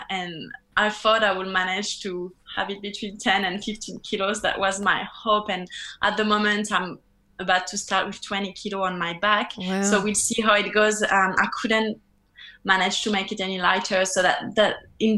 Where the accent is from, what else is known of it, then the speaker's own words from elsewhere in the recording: France; English is a second language; moved away as an adult; also born or lived in New Zealand; now in Australia; I'm from France.